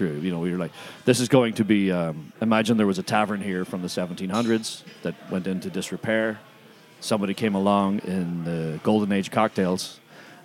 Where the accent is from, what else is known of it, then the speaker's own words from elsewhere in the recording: Ireland; moved away as an adult; now in Los Angeles, United States; I'm from Ireland originally